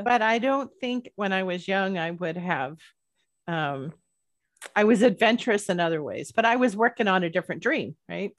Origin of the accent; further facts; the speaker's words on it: Bay Area, California, United States; when I was growing up in the Bay Area